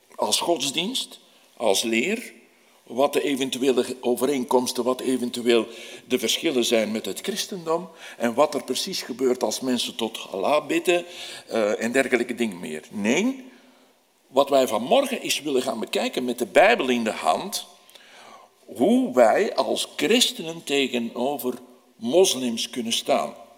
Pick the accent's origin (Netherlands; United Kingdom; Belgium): Belgium; Antwerp, Flanders; Als Antwerpenaar